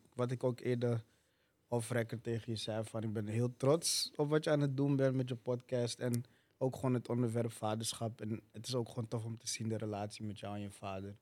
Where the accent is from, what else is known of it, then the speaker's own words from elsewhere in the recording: Amsterdam, North Holland, Netherlands; Ik ben in Zuidoost opgegroeid.